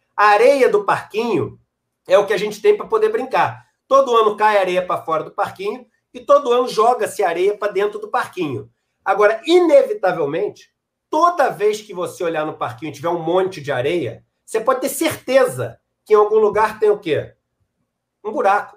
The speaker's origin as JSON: {"language": "Portuguese", "region": "Rio de Janeiro", "country": "Brazil", "tie": "born or raised there", "also_born_or_lived": "San Diego, California", "said": "um cara que nasci no Rio de Janeiro, pele branca, entendeu? Pude estudar nesses colégios"}